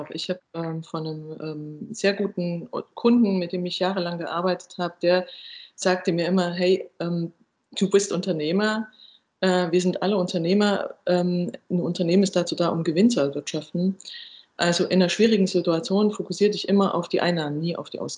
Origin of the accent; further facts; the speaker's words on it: eastern Germany, Germany; ich komme ja auch aus Ostdeutschland äh, ursprünglich